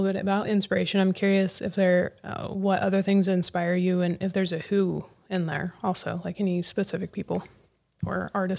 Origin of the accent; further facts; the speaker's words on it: United States; now in Pacific Northwest, United States; I grew up in the Mojave Desert and just beautiful, clear skies.